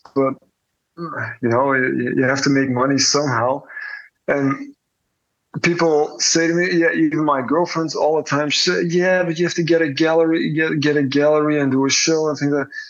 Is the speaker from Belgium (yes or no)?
yes; Belgium; born or raised there; now in Antwerp, Belgium